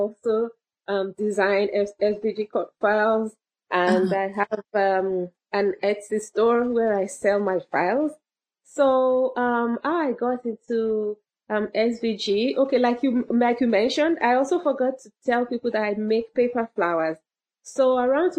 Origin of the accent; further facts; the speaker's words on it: Southern Ontario, Canada; I'm from Southern Ontario, Canada